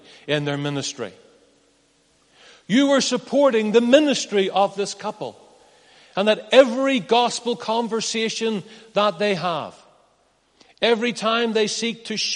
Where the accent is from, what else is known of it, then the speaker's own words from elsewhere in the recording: Northern Ireland, United Kingdom; I'm from Northern Ireland